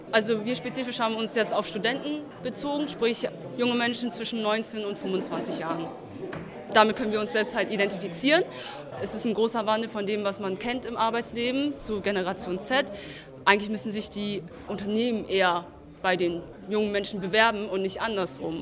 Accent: Hanover, Lower Saxony, Germany; Aus Hannover.

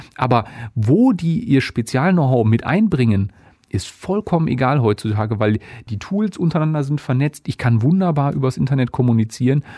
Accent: Essen, North Rhine-Westphalia, Germany; also born or lived in Dortmund; ich komme gebürtig gebürtig aus Essen, habe dann lange in Dortmund gewohnt und gearbeitet, also klassisch Großstadtjunge.

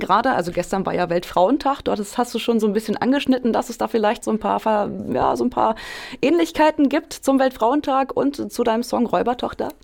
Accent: Hameln, Lower Saxony, Germany; ich komme aus Hameln gebürtig

